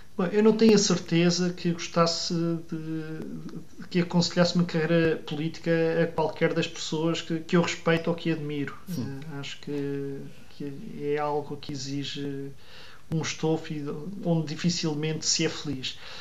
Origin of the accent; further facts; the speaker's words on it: Odivelas, Lisbon, Portugal; eu cresci em Odivelas, um ambiente eh, tipicamente dos subúrbios de Lisboa